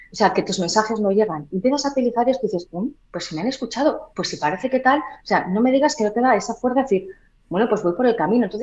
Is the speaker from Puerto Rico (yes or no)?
no; Huelva, Andalusia, Spain; veis yo también tenía un acento muy marcado, ¿eh? Yo soy de Huelva.